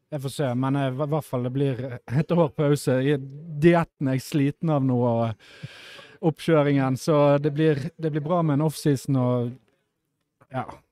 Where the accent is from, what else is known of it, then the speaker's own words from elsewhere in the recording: Bergen, Vestland, Norway; jeg er jo fra Bergen